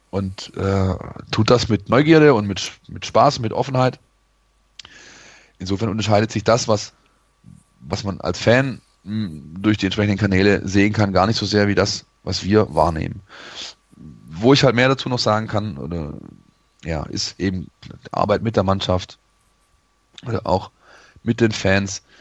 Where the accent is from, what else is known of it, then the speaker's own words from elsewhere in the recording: Poppenweiler, Baden-Württemberg, Germany; born there; ähm, Poppenweiler übrigens, aber gut.